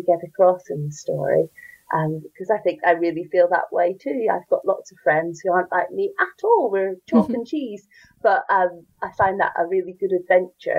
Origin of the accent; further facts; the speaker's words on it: Northern Ireland, United Kingdom; accent: Northern Irish; you can hear from my accent, I'm Northern Irish and I grew up in Northern Ireland